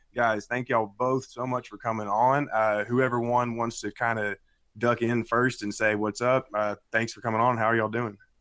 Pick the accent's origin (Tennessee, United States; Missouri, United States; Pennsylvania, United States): Tennessee, United States; Nashville; I'm from Nashville, Tennessee